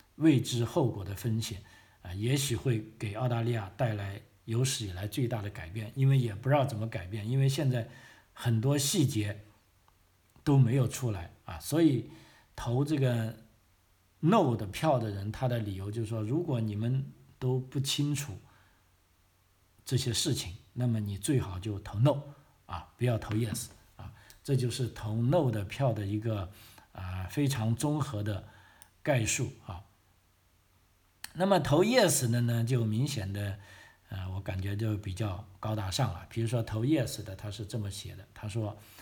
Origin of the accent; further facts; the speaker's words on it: China; now in Australia; 我们中国人